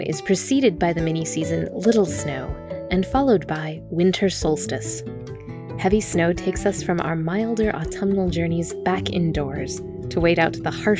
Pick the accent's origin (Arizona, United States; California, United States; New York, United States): California, United States; growing up in California, that wasn't my experience, even in December.